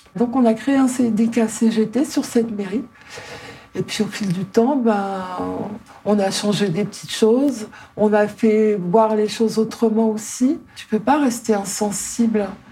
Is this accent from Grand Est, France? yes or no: yes; Ardennes, Grand Est, France; moved away; also born or lived in Paris region / Libourne; J'habitais dans les Ardennes, on n'avait pas de bibliothèque.